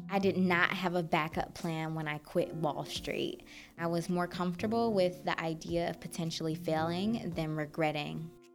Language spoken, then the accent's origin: English; Detroit, Michigan, United States; I grew up in Detroit, Michigan.